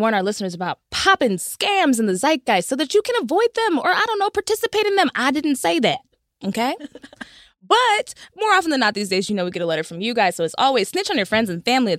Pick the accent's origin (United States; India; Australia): United States; Texas; I'm from Texas